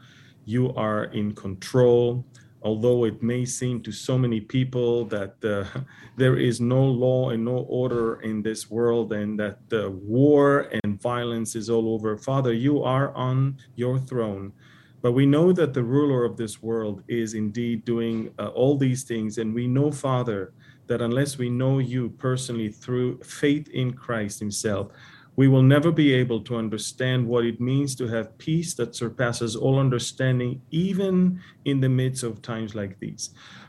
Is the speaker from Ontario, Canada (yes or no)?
no; Montreal, Quebec, Canada; now in Edmonton, Canada; I'm here in Edmonton on the western part of Canada, and I want to tell you something. I came from Montreal